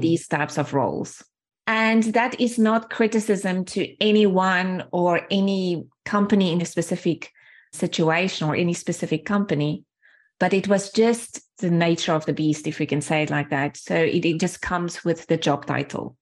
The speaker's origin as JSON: {"language": "English", "area": "small town outside of Johannesburg", "region": "Gauteng", "country": "South Africa", "tie": "born or raised there", "first_language": "Afrikaans", "second_language": "English", "moved": "as an adult", "said": "from where I grew up in a small, small town, really small town outside of Johannesburg, grew up in apartheid times"}